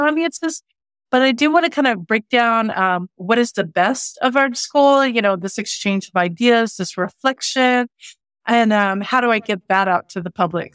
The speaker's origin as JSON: {"language": "English", "region": "Oklahoma", "country": "United States", "tie": "born or raised there", "also_born_or_lived": "Santa Fe", "said": "growing up in Oklahoma"}